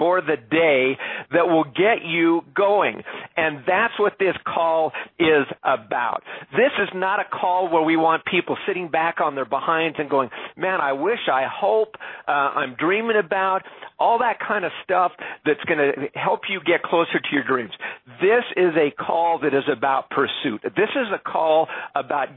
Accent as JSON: {"language": "English", "country": "Canada", "said": "I'm Canadian"}